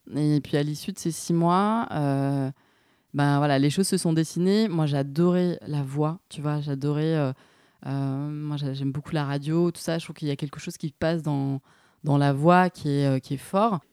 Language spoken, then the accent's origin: French; Nîmes, Occitania, France; moved away as an adult; also born or lived in Montpellier / Rennes; now in Paris, France; moi, je suis originaire de, de Nîmes euh, à la base.